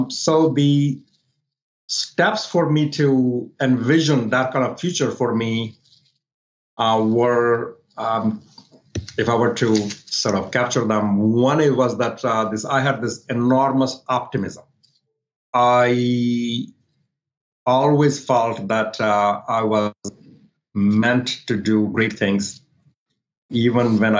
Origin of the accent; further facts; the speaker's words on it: Delhi, India; moved away as an adult; also born or lived in New Orleans, United States; now in Northern Virginia, United States; I was in Delhi living with my parents, doing my master's.